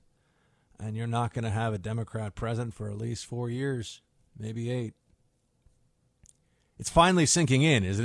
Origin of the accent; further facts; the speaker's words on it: New York City, New York, United States; As a New Yorker